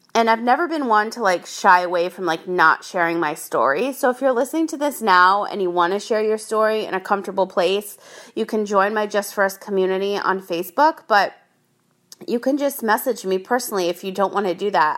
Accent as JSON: {"language": "English", "region": "Rhode Island", "country": "United States", "tie": "born or raised there", "moved": "yes", "lives_now": "San Diego, United States", "said": "I grew up in Rhode Island"}